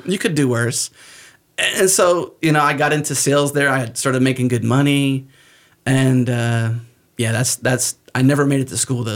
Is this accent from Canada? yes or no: no; United States; accent: American; because of where I'm from and because I have an American accent and I'm not Canadian